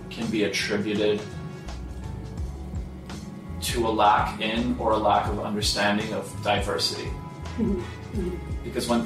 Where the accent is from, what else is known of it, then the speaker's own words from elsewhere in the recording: Montreal, Quebec, Canada; now in United States; I was born in Montreal. My sisters were born in Poland. My parents were Polish immigrants we lived in Montreal until we moved to West Virginia